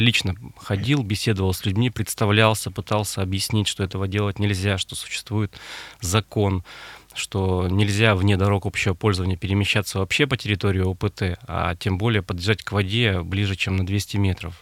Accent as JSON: {"language": "Russian", "region": "Urals", "country": "Russia", "tie": "born or raised there", "also_born_or_lived": "Ukraine / Kazan (roots)", "said": "Я родился на Украине, Угу. Корни у меня казанские, всю жизнь прожил на Урале"}